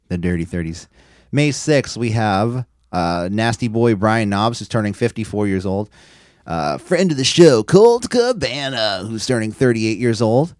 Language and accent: English; San Francisco, California, United States; I'm from San Francisco, I'm born and raised here